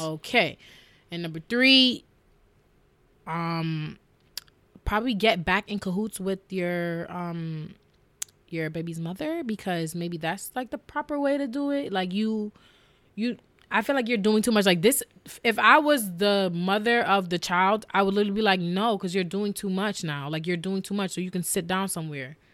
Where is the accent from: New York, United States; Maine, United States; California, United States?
New York, United States; growing up in New York, just hearing hip hop